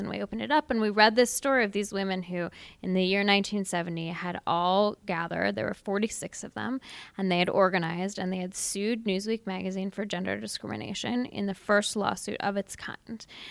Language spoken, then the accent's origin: English; Seattle, Washington, United States; I grew up in Seattle, really progressive town